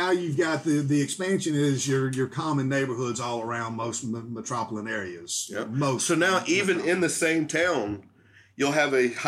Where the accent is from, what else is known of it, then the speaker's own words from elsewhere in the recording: North Carolina, United States; where I grew up